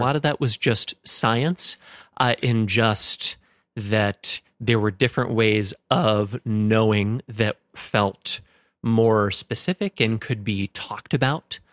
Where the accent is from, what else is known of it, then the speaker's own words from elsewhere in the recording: Stillwater, Minnesota, United States; I grew up in Stillwater, Minnesota